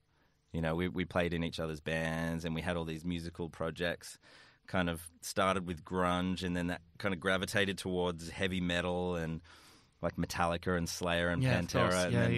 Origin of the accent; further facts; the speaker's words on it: Empire Bay, New South Wales, Australia; I was in Empire Bay.